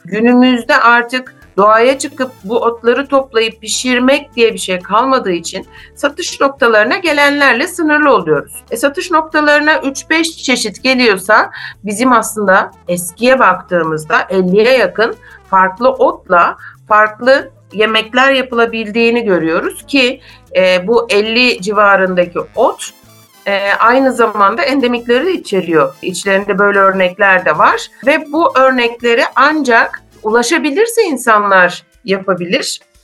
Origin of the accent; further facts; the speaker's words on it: Istanbul, Turkey; moved away as an adult; now in Muğla, Turkey; ben aslen e, İstanbulluyum ancak 2004 yılından itibaren de Muğla'da yaşıyorum